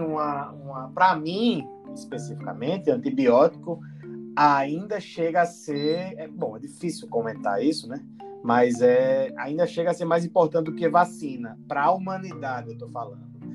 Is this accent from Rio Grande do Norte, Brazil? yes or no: yes; Rio Grande do Norte, Brazil; moved away; quando eu era criança que, que é, lá no Rio Grande do Norte, na minha terra